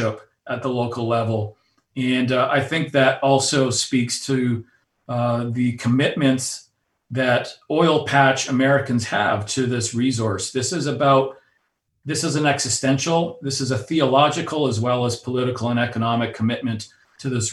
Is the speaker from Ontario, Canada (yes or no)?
no; Alberta, Canada; my own personal background, growing up in Alberta, Canada, on the oil patch